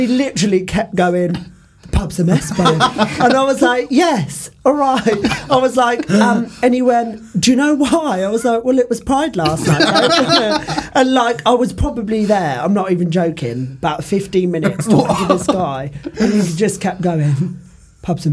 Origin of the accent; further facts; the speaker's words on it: Portsmouth, South East England, United Kingdom; I'm from Portsmouth, which is very glam